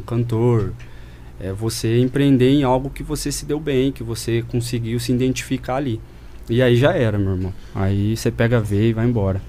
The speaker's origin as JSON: {"language": "Portuguese", "town": "Campinas", "region": "São Paulo", "country": "Brazil", "tie": "born or raised there", "also_born_or_lived": "Borda da Mata, Minas Gerais / Monte Mor, São Paulo", "said": "nascido e criado em Campinas. Aham. Uhum. Morei um intervalo em Minas, Borda da Mata, e depois mudei para Montemor"}